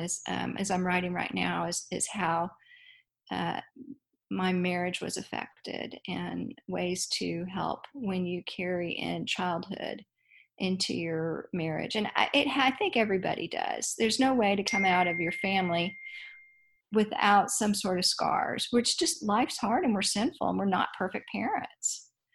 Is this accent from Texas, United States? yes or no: yes; Dallas, Texas, United States; I grew up in Dallas, Texas